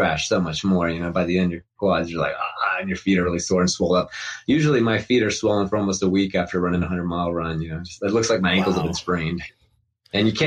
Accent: Morgantown, West Virginia, United States; also born or lived in Atlanta, Georgia; I grew up in Morgantown, West Virginia

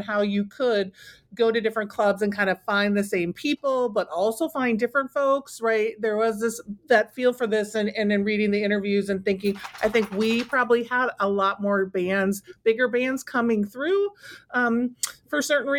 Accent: Minneapolis, Minnesota, United States; Yeah, I grew up in the Twin Cities, right?

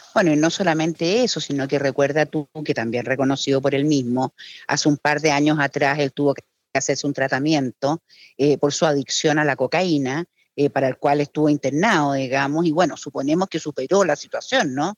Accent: Chile

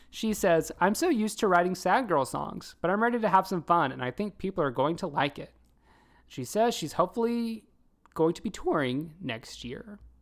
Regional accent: the South, United States; I'm from the South too

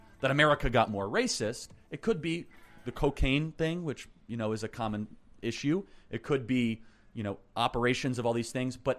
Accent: suburbs of Chicago, Illinois, United States; I'm from the suburbs of Chicago, so I've heard stories like that. It's very clear to say I'm not from Chicago.

